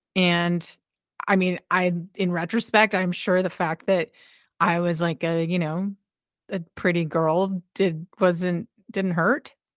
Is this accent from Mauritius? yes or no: no; Halifax, Nova Scotia, Canada; rock radio show in Halifax, my hometown.